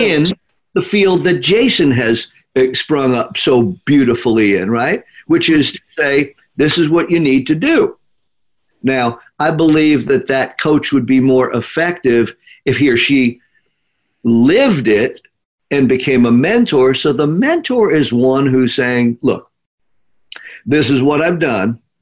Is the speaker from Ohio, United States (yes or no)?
no; New York, United States; when I grew up here in New York